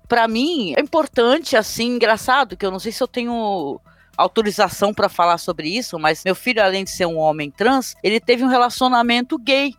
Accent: Guarujá, São Paulo, Brazil; sou aqui do Guarujá

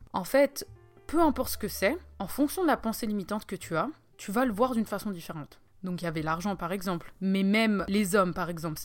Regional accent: Switzerland; je suis suisse

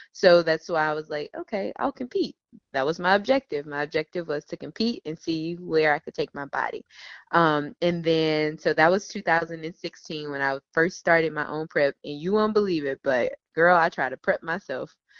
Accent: Memphis, Tennessee, United States; now in Charlotte, United States; I am originally from Memphis, Tennessee, born and raised, and um, I currently live in Charlotte, North Carolina

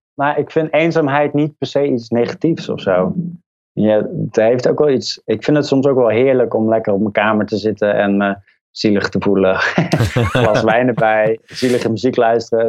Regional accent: North Brabant, Netherlands; Ik ben opgegroeid in Brabant in een dorpje.

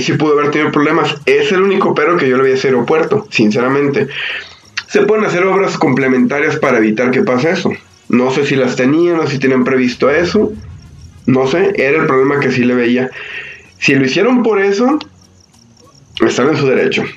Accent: Mexico; yo vivo aquí cerca de Plaza México. Yo cuando era niño, aquí en Plaza México

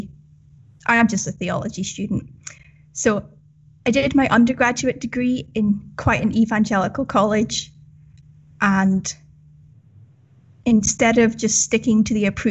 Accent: Northern Ireland, United Kingdom; now in Scotland, United Kingdom; I'm from Northern Ireland, but I currently live in Scotland

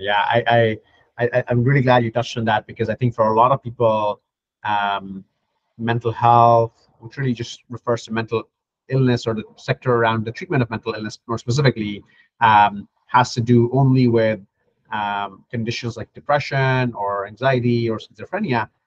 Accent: Pakistan; moved away; my home country

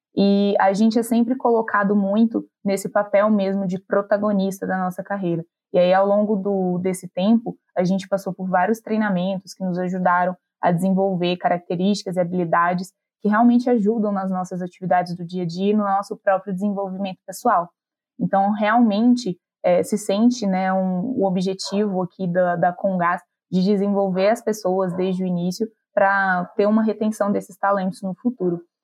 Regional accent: Minas Gerais, Brazil; Eu sou mineira daqui de uma cidade da região metropolitana de Belo Horizonte

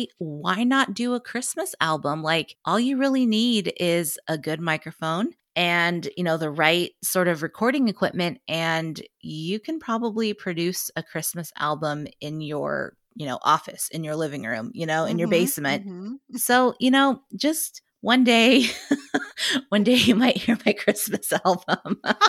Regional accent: Lincoln, Nebraska, United States; Yeah, I born and raised in Lincoln, Nebraska.

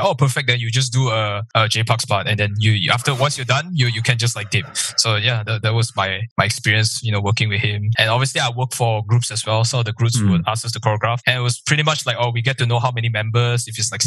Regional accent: Malaysia; I'm from Malaysia

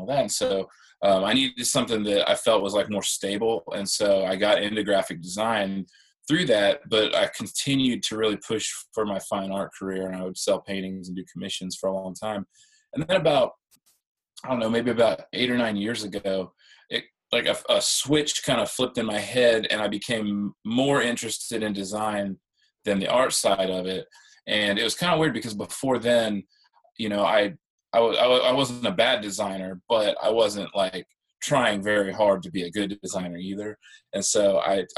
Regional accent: Central Illinois, United States; moved away as an adult; also born or lived in Augusta, Georgia; I'm originally from the Midwest. I grew up in Illinois, in Central Illinois

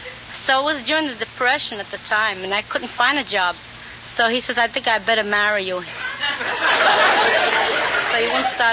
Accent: New York City, New York, United States; I'm from New York City, the Lower East Side.

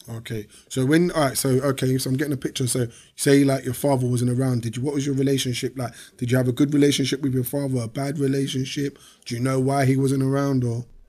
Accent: London, United Kingdom; I grew up in Peckham, but I never grew up in an estate.

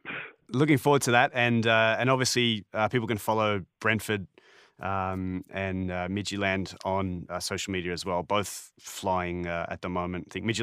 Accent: Australia; now in Canada; Growing up in Australia, you know, there's no neighbours.

